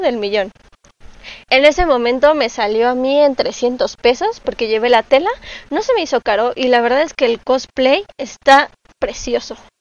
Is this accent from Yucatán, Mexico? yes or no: no; Mexico City, Mexico; soy cosplayer y soy originaria de la Ciudad de México